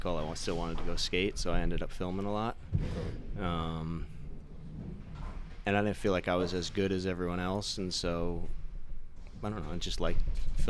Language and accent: English; Pleasantville, New York, United States; Brian and I grew up in Pleasantville.